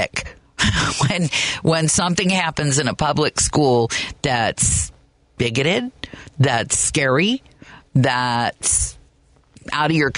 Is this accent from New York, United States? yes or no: no; Kansas, United States; now in Chicago, United States; I grew up in Kansas